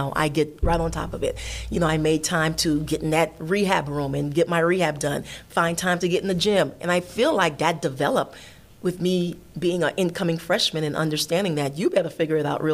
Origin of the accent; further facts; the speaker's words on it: Miami, Florida, United States; moved away as an adult; I'm from Miami